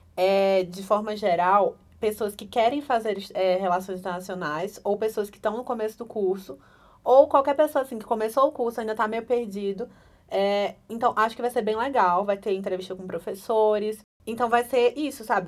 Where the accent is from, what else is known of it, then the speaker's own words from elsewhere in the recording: Pernambuco, Brazil; moved away as an adult; now in Brasília, Brazil; eu sou pernambucana.